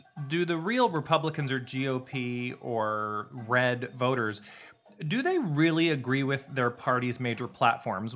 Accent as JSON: {"language": "English", "country": "United States", "said": "as an American"}